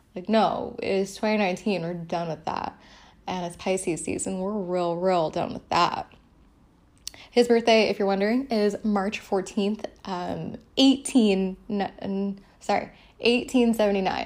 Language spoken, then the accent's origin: English; New York City, New York, United States; I'm from the Bronx